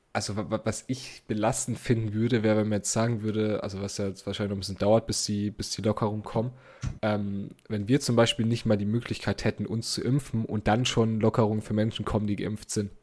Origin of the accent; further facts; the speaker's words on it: Germany; accent: German; mein deutscher Akzent